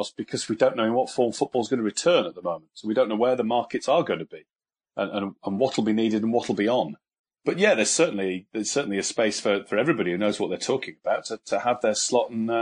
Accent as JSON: {"language": "English", "town": "York", "region": "Yorkshire and the Humber", "country": "United Kingdom", "tie": "born or raised there", "said": "York and my hometown team, the team I support"}